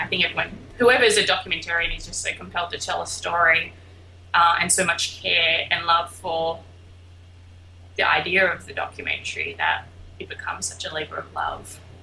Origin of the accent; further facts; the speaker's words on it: Albany, Western Australia, Australia; moved away; I am from a small little town called Albany in Western Australia